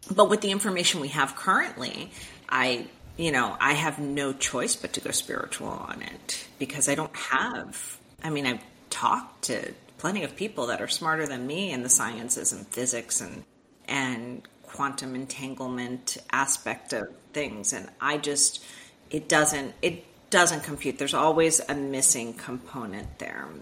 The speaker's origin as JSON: {"language": "English", "town": "Miami", "region": "Florida", "country": "United States", "tie": "born or raised there", "said": "I was born and raised in Miami, Florida"}